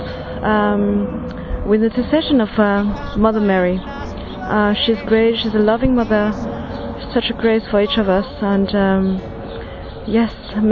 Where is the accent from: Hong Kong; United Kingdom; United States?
Hong Kong; I'm from Hong Kong